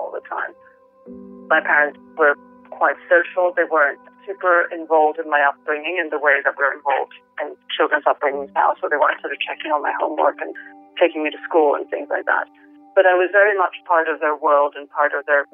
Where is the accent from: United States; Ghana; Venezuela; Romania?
Venezuela; now in London, United Kingdom; I grew up in the Venezuela of the 70s and 80s